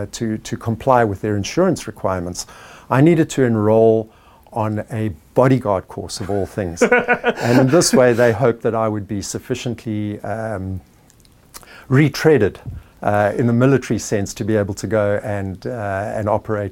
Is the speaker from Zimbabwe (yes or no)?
yes; Zimbabwe; moved away as an adult; also born or lived in South Africa / England / Middle East; now in Visalia, United States; I was born in Rhodesia in 1960 and spent the best part of my life in that country.